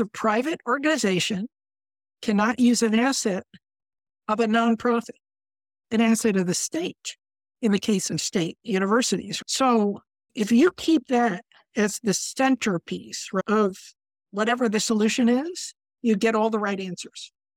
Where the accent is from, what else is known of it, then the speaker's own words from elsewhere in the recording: Connecticut, United States; I come from Connecticut